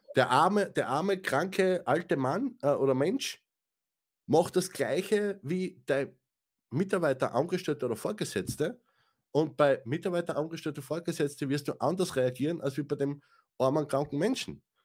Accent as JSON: {"language": "German", "country": "Austria", "said": "für mich, ja, als, als Österreicher"}